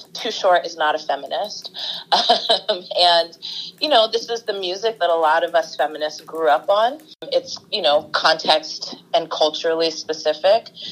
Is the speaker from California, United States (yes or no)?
yes; the Bay Area, California, United States; also born or lived in Oakland; born and raised in the Bay Area, and I've lived in Oakland, I don't know, for the last 20 years or so